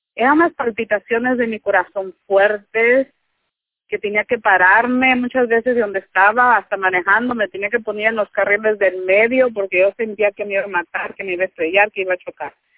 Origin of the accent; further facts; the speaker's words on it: Michoacán, Mexico; moved away as an adult; now in United States; yo soy de Michoacán, yo recién llegué aquí